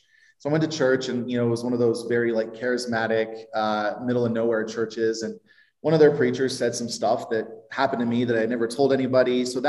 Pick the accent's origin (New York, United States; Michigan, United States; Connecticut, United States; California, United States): California, United States; Palm Springs; also born or lived in Portland, Oregon; So I was born in Portland, Oregon, and I was adopted when I was 7, and I moved down to Palm Springs, California, and grew up in Palm Springs, lived there until I was about 18.